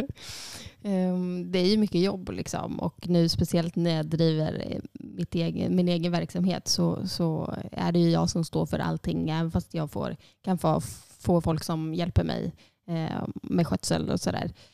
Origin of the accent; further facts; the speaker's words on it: Sundsvall, Västernorrland County, Sweden; moved away as an adult; also born or lived in Iceland; now in Borgarnes, Iceland; jag är född och uppvuxen i Sundsvall